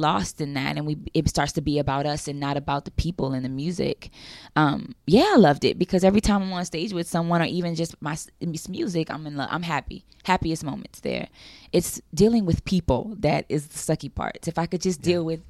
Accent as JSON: {"language": "English", "town": "New Orleans", "region": "Louisiana", "country": "United States", "moved": "yes", "said": "I was from New Orleans, a black kid from"}